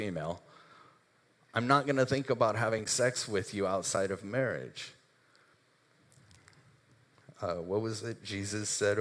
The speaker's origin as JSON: {"language": "English", "country": "United States", "said": "we're Americans"}